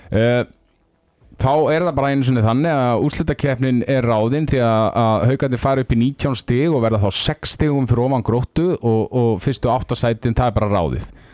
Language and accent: Icelandic; Akureyri, Northeastern Region, Iceland; ég er nú frá Akureyri sjálfur